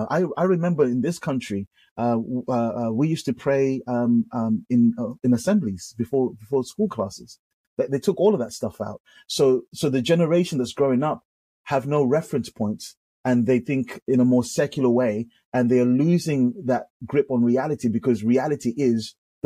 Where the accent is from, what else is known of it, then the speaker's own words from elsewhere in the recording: England, United Kingdom; man, we're coming from the UK, you know, like we're coming from the streets of gold, paved with gold." My accent was going to, in my mind, my accent was going to make everyone flock over.